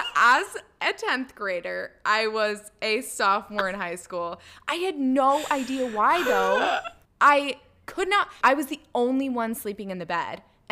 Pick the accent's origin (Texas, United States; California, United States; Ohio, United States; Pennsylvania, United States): Texas, United States; Springs; bonded over the mutual trauma that was growing up in Springs, Texas.